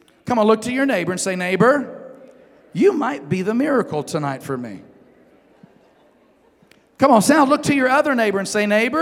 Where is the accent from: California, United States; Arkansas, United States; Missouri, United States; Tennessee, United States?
Arkansas, United States; Northeast; moved away; if I go back to Northeast Arkansas, where I'm from